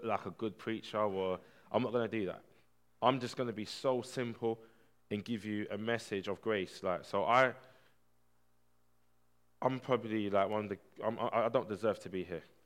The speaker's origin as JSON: {"language": "English", "town": "Barking", "region": "London", "country": "United Kingdom", "tie": "born or raised there", "said": "I grew up in Barking Estate, which was one of the poorest estates in the UK, Hart's Lane."}